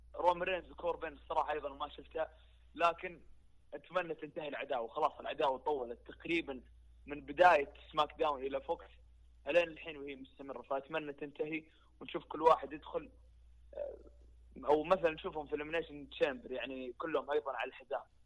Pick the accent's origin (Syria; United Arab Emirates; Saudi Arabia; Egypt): Saudi Arabia